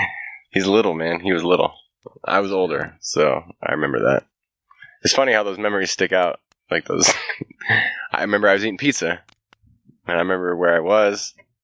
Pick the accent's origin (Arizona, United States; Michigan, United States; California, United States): California, United States; Bay Area; I grew up in the Bay Area.